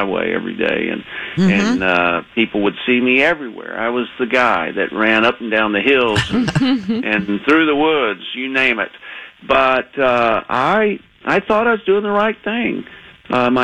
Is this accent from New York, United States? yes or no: no; Texas, United States; accent: Texas; moved away; I was living in Texas. You could probably hear my accent still